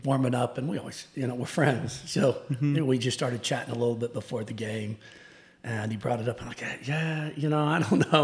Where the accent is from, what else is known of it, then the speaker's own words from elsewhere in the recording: Tulsa, Oklahoma, United States; also born or lived in Chickasha, Oklahoma; grew up in Tulsa and played at Union